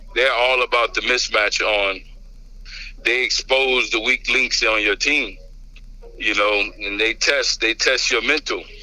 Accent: Louisiana, United States; I'm from Louisiana

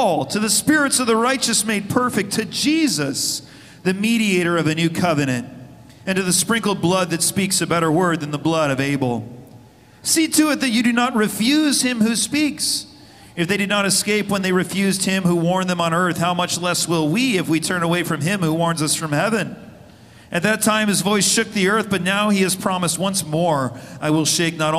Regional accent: Arizona, United States; moved away as an adult; now in California, United States; I, personally, growing up in Arizona and then spending the rest of my adult life in California

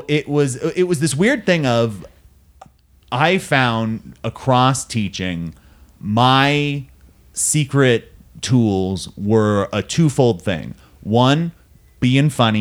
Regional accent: Simi Valley, California, United States; my hometown

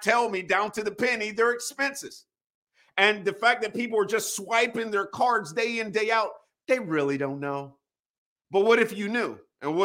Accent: Wilmington, North Carolina, United States; moved away as an adult; also born or lived in Northern Virginia; Born and raised in Wilmington, North Carolina

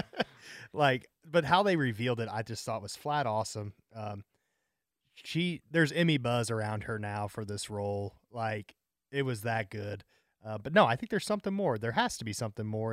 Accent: St. Louis, Missouri, United States; I'm from Saint Louis

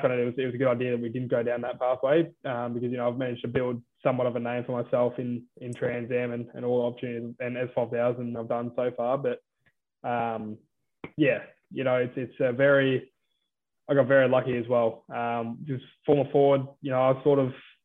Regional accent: Lismore, New South Wales, Australia; I'm from Lismore, New South Wales

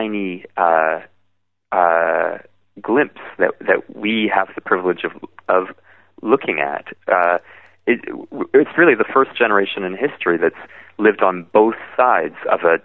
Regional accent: Vancouver, British Columbia, Canada; In Vancouver, my hometown

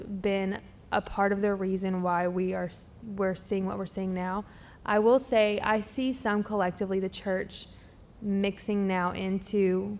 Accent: the Bible Belt, United States; I grew up in Bible Belt church culture

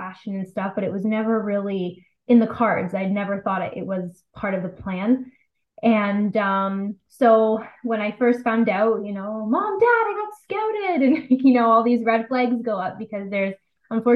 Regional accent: London, Ontario, Canada; now in Toronto, Canada; It all started actually in London, Ontario. I was born and raised in London. I'm in Toronto now.

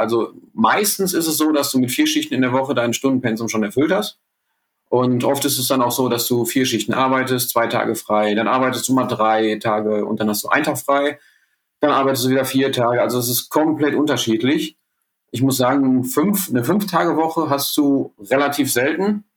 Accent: Ruhr area, North Rhine-Westphalia, Germany; bei uns im Ruhrgebiet

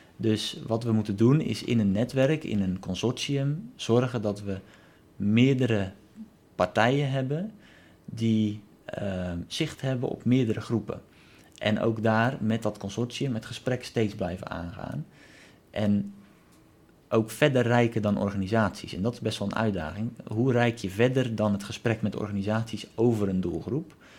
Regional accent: Netherlands; als Nederlander

